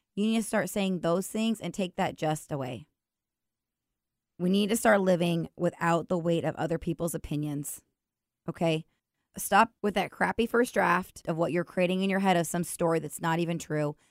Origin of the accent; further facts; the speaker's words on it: Washington, United States; I'm from Washington. I'm a branch manager